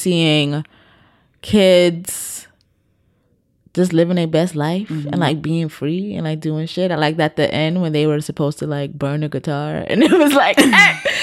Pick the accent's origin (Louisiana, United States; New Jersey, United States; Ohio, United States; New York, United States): New York, United States; New York City; I come from the Bronx